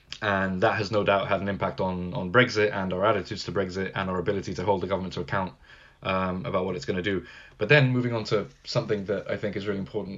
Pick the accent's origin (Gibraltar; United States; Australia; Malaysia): Gibraltar; Yeah, we're a British overseas territory. We're literally at the southern tip of Europe. I can literally look out the window and see Spain right from my house.